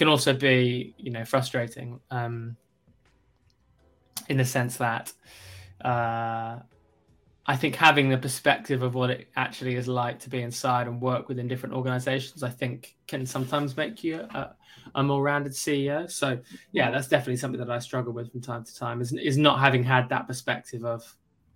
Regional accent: South East England, United Kingdom; also born or lived in Kentucky, United States; Grew up in London, in the UK, well, just outside of London.

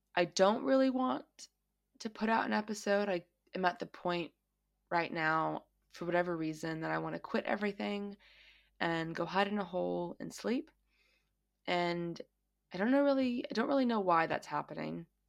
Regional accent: United States; now in Australia; I am an American who grew up in America, um, and I currently live in Australia.

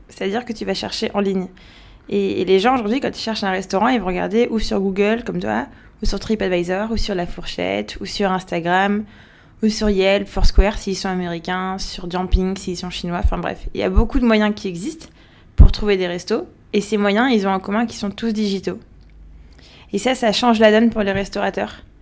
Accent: Paris, Île-de-France, France; also born or lived in Algiers, Algeria; Non, en fait je suis née à Paris. J'ai grandi à, j'étais à Paris de 0 à 4 ans. De 4 à 7 j'étais à Alger, de 7 à 15 à Paris, de 15 à 18 à Alger, puis ensuite je suis repartie en France.

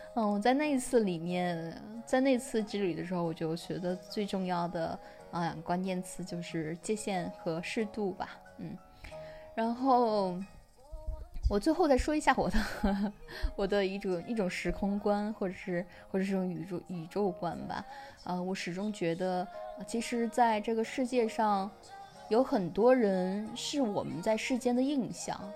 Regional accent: China; moved away; 我们中国人

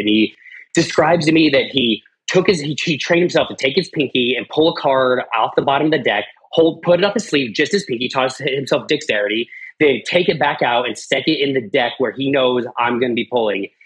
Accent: Arvada, Colorado, United States; I lived, I grew up in Arvada, so between Denver and Boulder

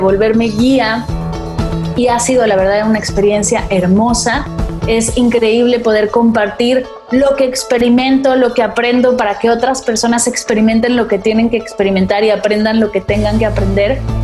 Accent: Mexico; moved away as an adult; now in Barcelona, Spain; Me mudé para acá, soy mexicana, pero me mudé para acá para estudiarla

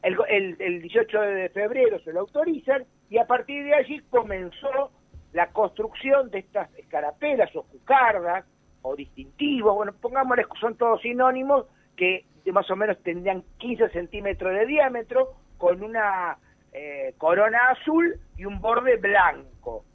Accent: Argentina

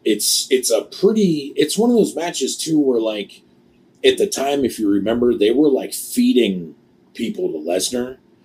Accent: Pittsburgh, Pennsylvania, United States; we're from Pittsburgh.

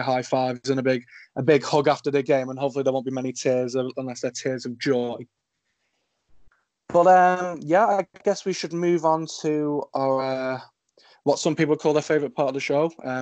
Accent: England, United Kingdom; I'm proud to say that I'm English or British

